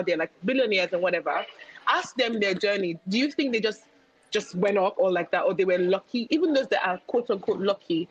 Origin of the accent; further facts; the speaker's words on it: Nigeria; as a Nigerian